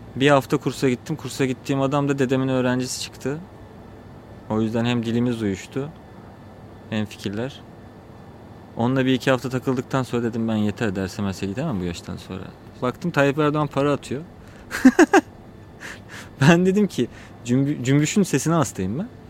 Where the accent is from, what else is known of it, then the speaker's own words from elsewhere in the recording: Çatalca, Istanbul, Turkey; Oranın yerlisiyiz.